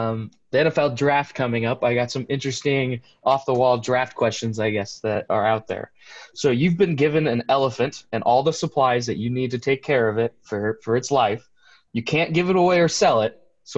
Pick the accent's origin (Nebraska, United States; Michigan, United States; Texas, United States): Nebraska, United States; York County; I grew up here in York County